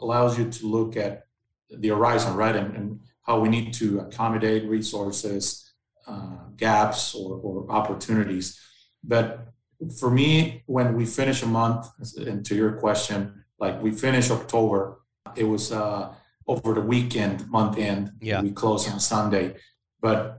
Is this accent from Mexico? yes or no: yes; Mexicali, Baja California, Mexico; also born or lived in Ensenada, Mexico / Monterrey, Mexico; Then we moved back to Baja, where I spent most of my younger years in Mexicali, and basically until the age of 17